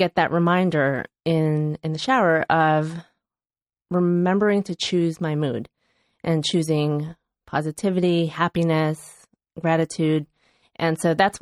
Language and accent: English; Chicago, Illinois, United States; moved away; my hometown of Chicago